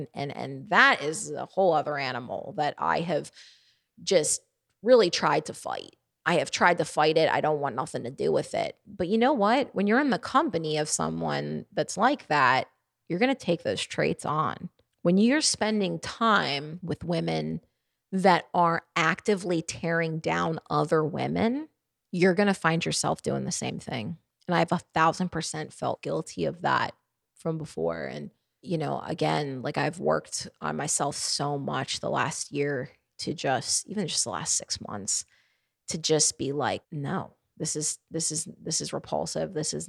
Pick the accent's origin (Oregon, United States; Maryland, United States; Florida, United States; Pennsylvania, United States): Maryland, United States; Baltimore; I'm from up north. I'm from Baltimore, Maryland, and the Northeast.